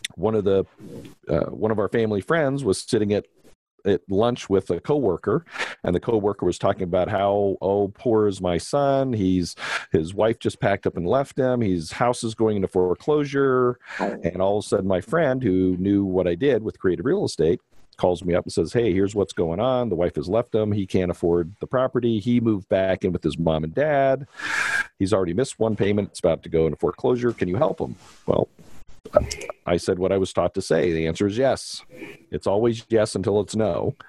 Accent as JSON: {"language": "English", "town": "Los Angeles", "region": "California", "country": "United States", "tie": "born or raised there", "also_born_or_lived": "Denver, Colorado", "moved": "as an adult", "said": "I grew up in Canoga Park in San Fernando Valley"}